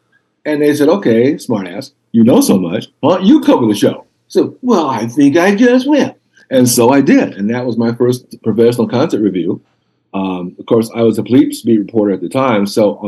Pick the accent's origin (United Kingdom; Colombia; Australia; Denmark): Denmark; So when you grew up in Denmark, you know, I'm from Denmark.